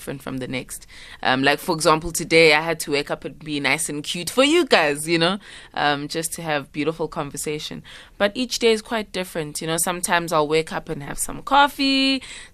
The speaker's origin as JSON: {"language": "English", "town": "Pietermaritzburg", "region": "KwaZulu-Natal", "country": "South Africa", "tie": "born or raised there", "moved": "yes", "said": "I was raised in Pietermaritzburg"}